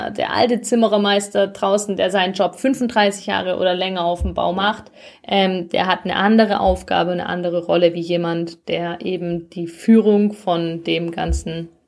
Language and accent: German; Zuffenhausen, Baden-Württemberg, Germany; wir sind {S0} beide in Zuffenhausen geboren und aufgewachsen, kennen die uns halt schon oft als Stöpsel irgendwie